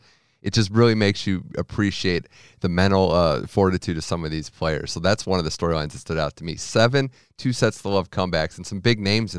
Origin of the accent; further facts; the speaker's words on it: United States; being an American